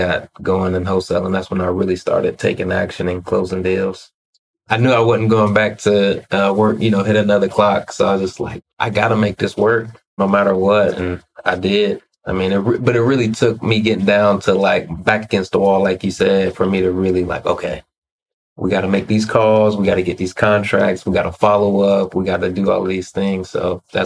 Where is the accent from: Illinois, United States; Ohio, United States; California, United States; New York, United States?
Ohio, United States; moved away; I'm originally from Ohio